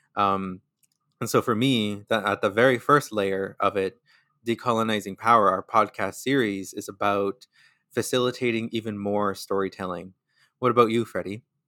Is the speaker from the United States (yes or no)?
no; Sturgeon Lake Cree Nation, northern Alberta, Canada; now in Winnipeg, Canada; I am from Sturgeon Lake Cree Nation, which is in Treaty Eight territory in northern Alberta